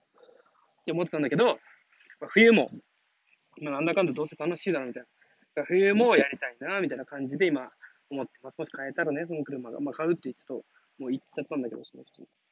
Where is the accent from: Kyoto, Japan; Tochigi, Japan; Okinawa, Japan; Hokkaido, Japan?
Okinawa, Japan; 自分出身離島なんだけど